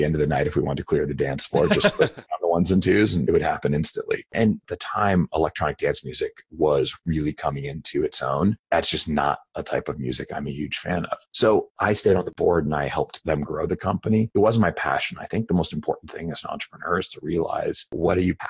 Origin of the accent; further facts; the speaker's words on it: San Francisco, California, United States; also born or lived in Boston; I grew up in San Francisco, so I actually moved back to San Francisco.